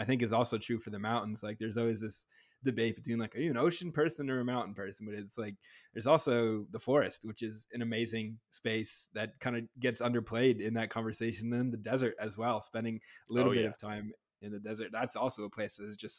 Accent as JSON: {"language": "English", "region": "New Hampshire", "country": "United States", "said": "I am from New Hampshire myself"}